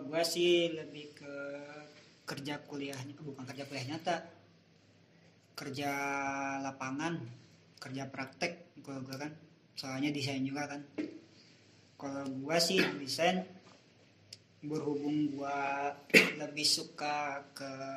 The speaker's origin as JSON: {"language": "Indonesian", "town": "Cipanas", "region": "West Java", "country": "Indonesia", "tie": "born or raised there", "moved": "as an adult", "lives_now": "Bandung, Indonesia", "said": "dari umur dari lahir sampai gue 2016 lulus SMK itu gue di daerah gue terus di Cipanas. Nah pas pindah ke Bandung"}